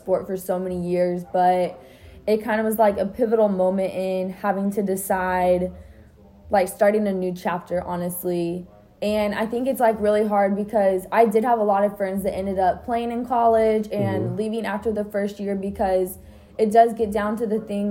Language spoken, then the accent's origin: English; Texas, United States; growing up in Texas